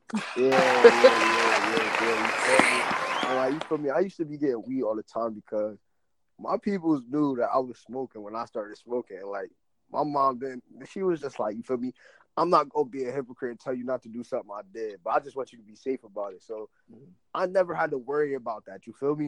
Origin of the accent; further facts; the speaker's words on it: Piscataway, New Jersey, United States; moved away as an adult; also born or lived in South Plainfield, New Jersey; now in Virginia, United States; I moved to Piscataway, fifth grade, whatever, whatever. So originally I was from South Plainfield, so then I moved out to uh, Piscataway